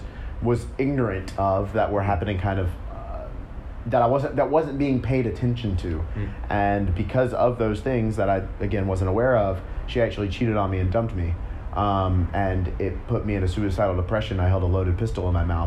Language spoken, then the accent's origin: English; Memphis, Tennessee, United States; I grew up in Memphis, Tennessee.